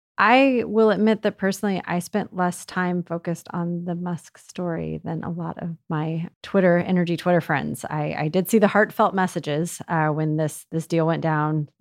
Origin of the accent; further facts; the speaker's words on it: United States; I'm American